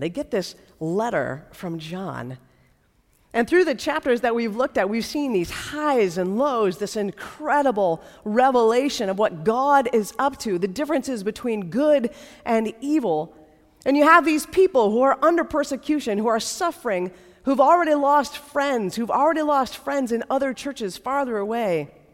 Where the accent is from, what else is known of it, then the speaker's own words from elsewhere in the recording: United States; for those of us uh, who grew up in the United States